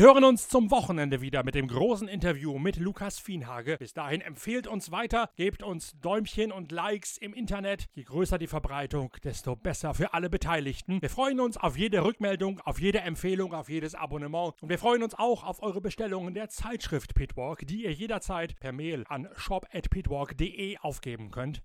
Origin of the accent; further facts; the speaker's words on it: Westerende, Lower Saxony, Germany; moved away; ein TuS Westerende, der Fußballverein in meiner alten Heimat